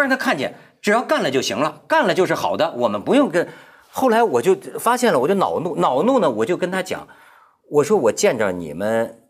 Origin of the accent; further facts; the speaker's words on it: China; 我作为一个中国人吧，但，但一个，一个失败的中国人啊